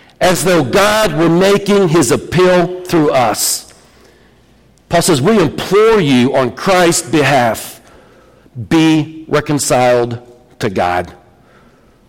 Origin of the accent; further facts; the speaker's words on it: Vermillion County / Fountain County, Indiana, United States; we're from America. We're from Vermilion, Fountain County.